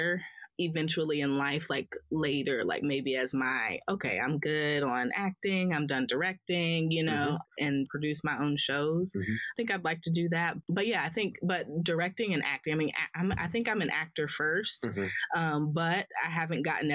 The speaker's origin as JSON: {"language": "English", "town": "Columbia", "region": "South Carolina", "country": "United States", "also_born_or_lived": "Spartanburg, South Carolina", "moved": "as an adult", "said": "I'm from Columbia."}